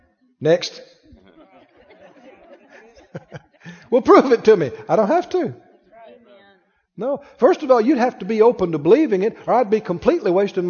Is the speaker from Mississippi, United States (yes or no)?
yes; Mississippi, United States; I'm from Mississippi, okay?